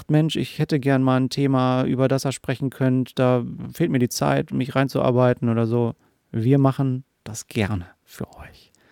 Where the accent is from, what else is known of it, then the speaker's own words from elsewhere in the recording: Hanover, Lower Saxony, Germany; born there; Und wir sind beide in Hannover geboren.